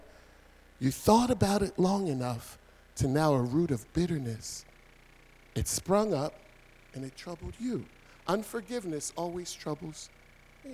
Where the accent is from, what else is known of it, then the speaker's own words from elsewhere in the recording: Philadelphia, Pennsylvania, United States; moved away as an adult; now in New Jersey, United States; When Pam and I moved over to New Jersey, we're originally from Philadelphia, two parts of Philadelphia